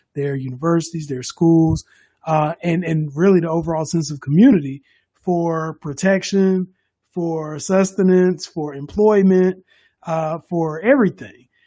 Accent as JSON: {"language": "English", "country": "United States", "said": "we're from America"}